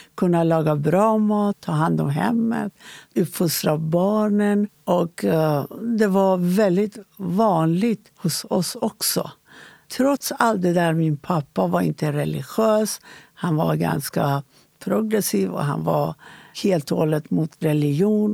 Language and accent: Swedish; Iran; Swedish is a second language; moved away as an adult; now in Sweden; jag är född i Iran innan islamiska revolutionen